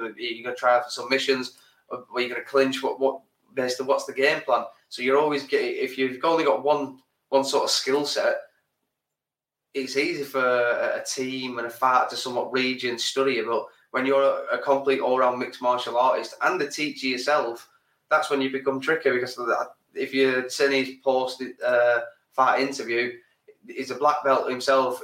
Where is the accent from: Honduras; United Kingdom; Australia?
United Kingdom; England; we're English